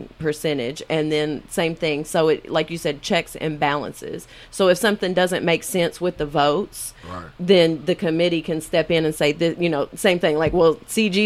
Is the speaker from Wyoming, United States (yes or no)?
no; Western Kentucky, United States; I'm from Western Kentucky